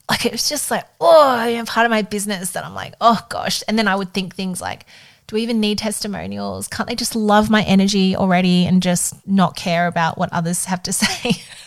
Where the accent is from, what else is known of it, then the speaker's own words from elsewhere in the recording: Melbourne, Victoria, Australia; moved away as an adult; I was back in my hometown in Melbourne